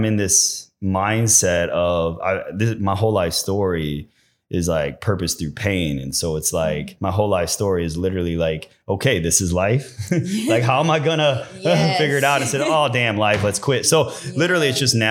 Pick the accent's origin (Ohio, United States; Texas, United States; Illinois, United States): Illinois, United States; Bolingbrook; moved away; also born or lived in Naperville, Illinois; I grew up, I'm originally from Southside suburbs of Chicago. Oh, really? Bolingbrook, Illinois